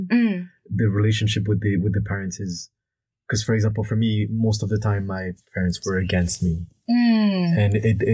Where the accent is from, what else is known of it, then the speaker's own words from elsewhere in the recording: France; moved away as an adult; also born or lived in Canada; I grew up in France from Vietnamese